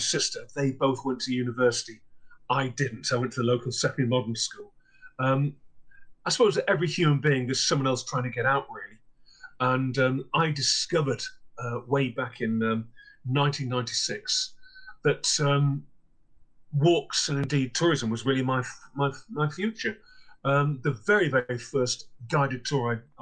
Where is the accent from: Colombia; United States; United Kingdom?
United Kingdom; Clitheroe, North West England; also born or lived in South Lakeland, Cumbria; my hometown of Clitheroe, which is in the northwest of England.